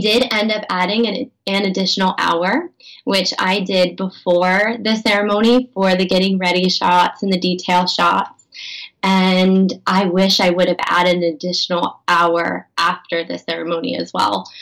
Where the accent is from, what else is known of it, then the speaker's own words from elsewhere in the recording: Pennsylvania, United States; I grew up in Pennsylvania